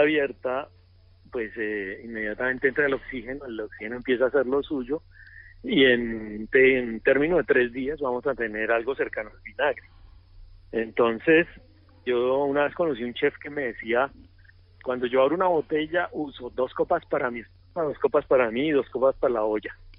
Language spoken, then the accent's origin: Spanish; Bucaramanga, Santander, Colombia; moved away as an adult; also born or lived in Chile; yo soy un colombiano normal, nací en Bucaramanga